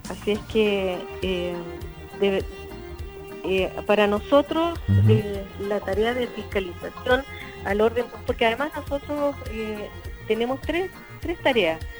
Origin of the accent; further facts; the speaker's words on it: Chile; obtengamos las cosas que queremos todos y podamos cumplir los sueños que tenemos como chilenos.